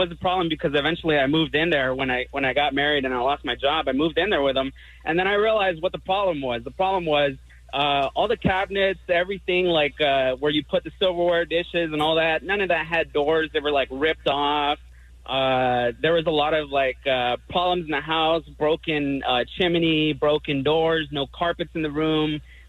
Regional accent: Los Angeles, California, United States; this is how I grew up in South Central.

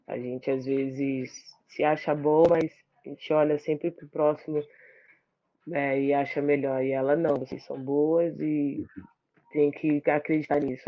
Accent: Brazil; e como brasileiro, acho que todo mundo abraçou a seleção feminina

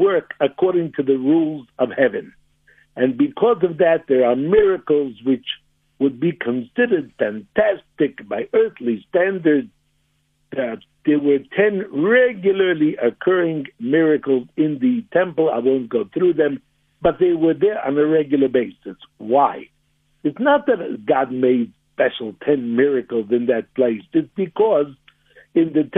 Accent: United States; now in Johannesburg, South Africa; I'm originally an American

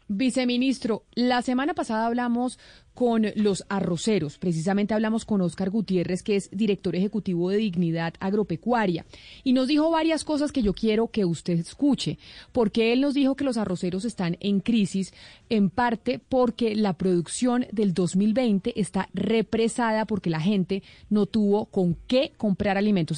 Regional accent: Colombia; nosotros como colombianos

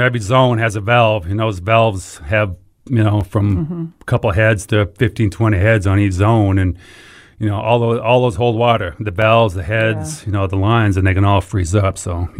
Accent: Massachusetts, United States; now in Memphis, United States

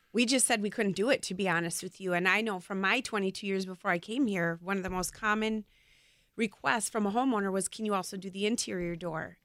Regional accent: Brookfield, Wisconsin, United States; also born or lived in West Allis, Wisconsin / Waukesha, Wisconsin; I was born in West Dallas and grew up in Brookfield

